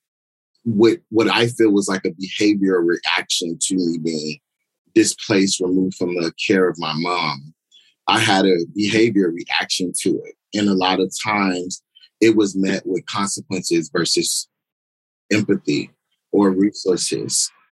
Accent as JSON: {"language": "English", "town": "San Diego", "region": "California", "country": "United States", "tie": "born or raised there", "said": "I'm born and raised in Southeast San Diego"}